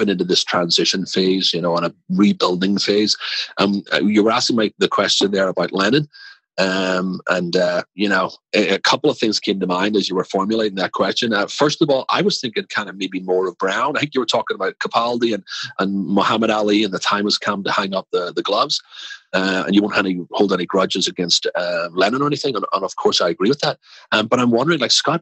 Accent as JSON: {"language": "English", "town": "Belfast", "region": "Northern Ireland", "country": "United Kingdom", "also_born_or_lived": "Manchester, England / England", "moved": "yes", "lives_now": "Washington, D.C., United States", "said": "I'm from Belfast."}